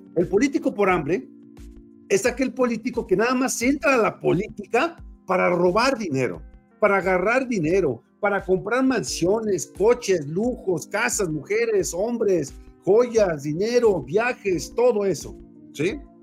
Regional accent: León, Guanajuato, Mexico; soy de León, Guanajuato

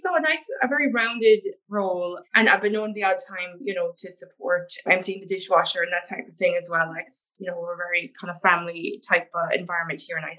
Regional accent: Canada; now in Ireland; but I'm from Canada originally.

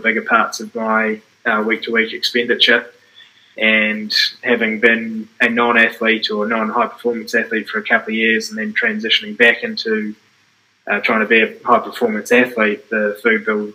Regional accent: Dunedin, Otago, New Zealand; moved away as an adult; also born or lived in Blenheim; I grew up in Dunedin, and I went to Blenheim actually to train.

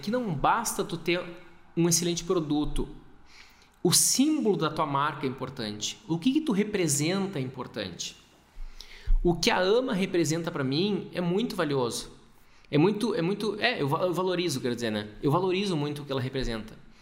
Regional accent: Gaúcho, Rio Grande do Sul, Brazil; Eu sou gaúcho

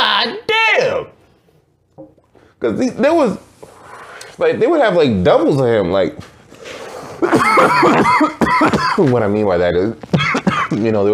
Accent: Boston, Massachusetts, United States; we're from Boston

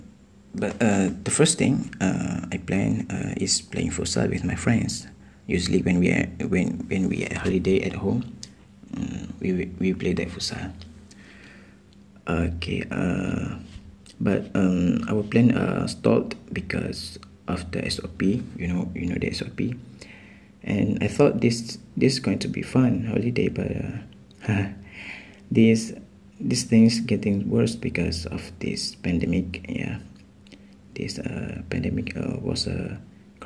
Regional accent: Terengganu, Malaysia; I'm from Terengganu too.

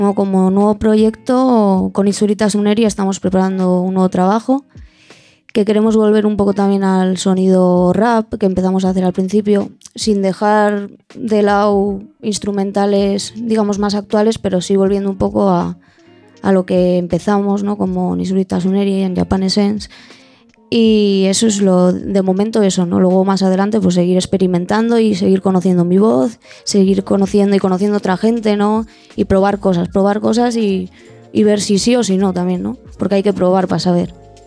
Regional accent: San Sebastián, Basque Country, Spain; de Donosti

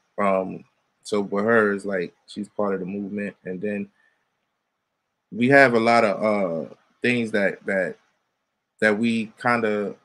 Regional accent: New York City, New York, United States; growing up in the Bronx, like most of the people. Shout out to my block, the Bronx

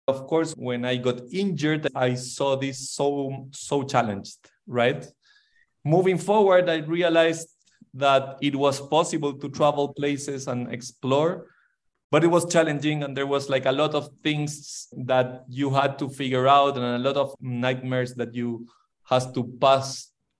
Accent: Santiago, Santiago Metropolitan Region, Chile; I grew up in Santiago de Chile

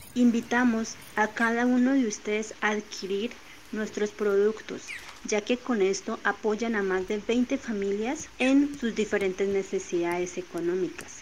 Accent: Páez, Cauca, Colombia; soy del departamento del Cauca, municipio de Paez, hago parte del pueblo Nasa

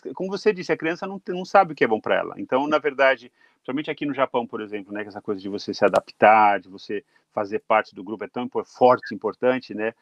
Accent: Brazil; moved away as an adult; now in Japan; Eu saí do Brasil com, com 21 anos

